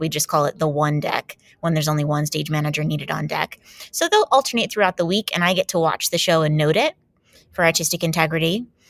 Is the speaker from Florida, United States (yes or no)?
yes; Jacksonville, Florida, United States; moved away as an adult; I grew up in Jacksonville, Florida